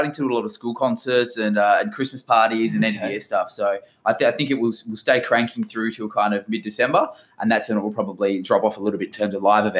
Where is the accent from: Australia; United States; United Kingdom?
Australia; Port Hedland, Western Australia; me growing up in Port Hedland